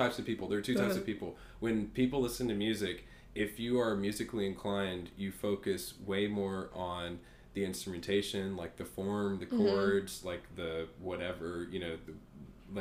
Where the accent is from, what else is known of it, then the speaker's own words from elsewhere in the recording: Atlanta, Georgia, United States; I was born and raised in Atlanta